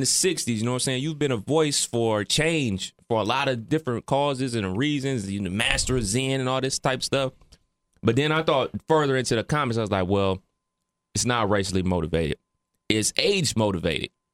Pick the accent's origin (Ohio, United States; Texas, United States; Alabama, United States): Ohio, United States; growing up in the Midwest, especially Ohio